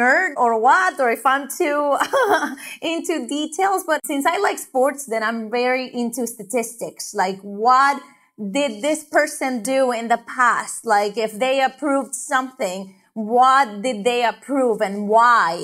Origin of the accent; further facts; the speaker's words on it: Honduras; now in United States; I'm from Honduras.